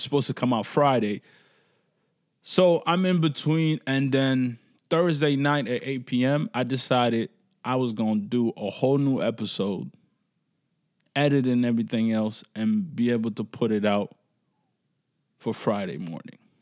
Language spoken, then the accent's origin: English; Canada; as Canadian